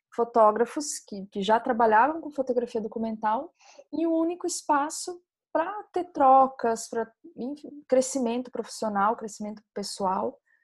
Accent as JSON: {"language": "Portuguese", "region": "Santa Catarina", "country": "Brazil", "also_born_or_lived": "Mato Grosso", "moved": "yes", "lives_now": "Recife, Brazil", "said": "Eu sou catarinense, morei em Mato Grosso, agora estou morando em Recife."}